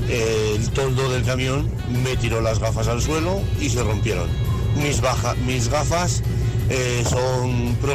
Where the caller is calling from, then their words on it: La Rioja, Spain; de La Rioja.